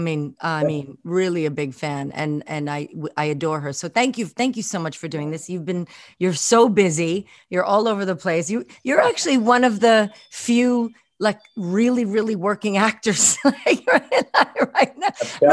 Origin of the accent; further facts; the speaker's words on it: Scotland, United Kingdom; I'm partial to Scottish men. I do have a little, I'm Scottish myself